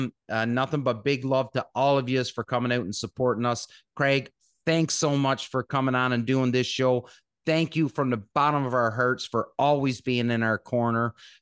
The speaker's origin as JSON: {"language": "English", "country": "Canada", "said": "we're Canadian"}